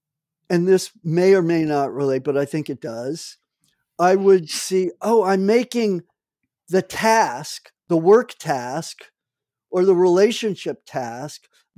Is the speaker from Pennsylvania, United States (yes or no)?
no; New Jersey, United States; I grew up 20 miles in New Jersey from New York, and worked in Wall Street in my summer jobs when I was in a teenager.